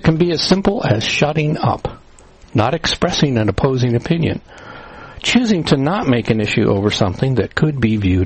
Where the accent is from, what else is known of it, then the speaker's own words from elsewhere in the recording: New Castle, Indiana, United States; also born or lived in Cleveland, Ohio; now in Orwell, Pennsylvania, United States; I grew up in Newcastle, Indiana, the home of the world's largest high school field house